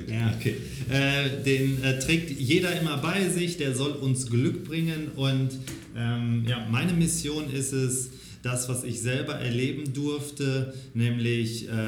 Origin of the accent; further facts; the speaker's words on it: Xanten, North Rhine-Westphalia, Germany; ich bin aufgewachsen in ganz klassischen, einfachen Verhältnissen am Niederrhein. Ähm, vielleicht hier in der Gegend kennt man den archäologischen Park Xanten, mhm. äh, sagt dem einen oder anderen vielleicht ja was. Da bin ich aufgewachsen